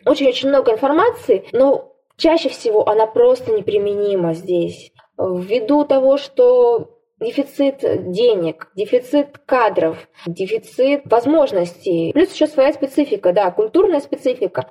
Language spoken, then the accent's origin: Russian; Siberia, Russia; сибирячка, провинциалка